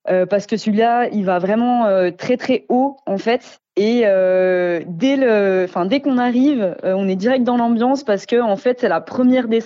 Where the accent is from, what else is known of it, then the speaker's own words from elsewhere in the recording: Belfort, Bourgogne-Franche-Comté, France; born there; Et puis vu que je suis née à Belfort, j'ai toujours été tout près, donc j'y vais depuis très longtemps.